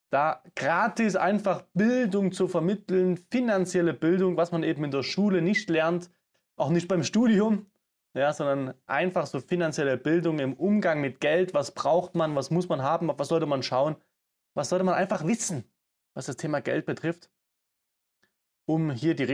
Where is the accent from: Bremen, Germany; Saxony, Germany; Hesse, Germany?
Saxony, Germany; accent: Saxon; Ihr hört es am Akzent, man hört es immer noch. Aber ich komme aus Sachsen und ne? das habe ich mir echt abtrainiert.